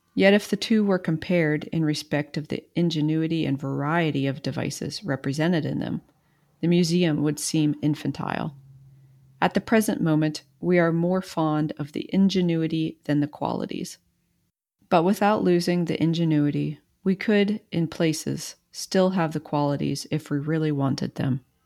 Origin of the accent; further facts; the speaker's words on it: East Coast, United States; I'm from the East Coast